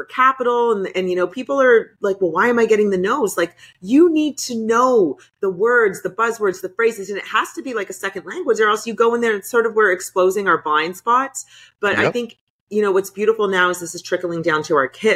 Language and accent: English; Canada; I'm from Canada, so it's a little bit further north